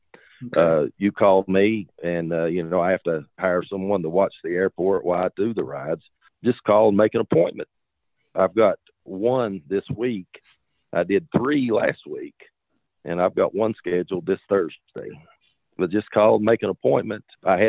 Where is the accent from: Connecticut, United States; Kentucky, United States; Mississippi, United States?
Kentucky, United States; Warfield; I grew up in this little town called Warfield, Kentucky. And that is where no matter where I go, I always tell them I'm from Warfield. And that's right on the border of Kentucky and West Virginia, a little town.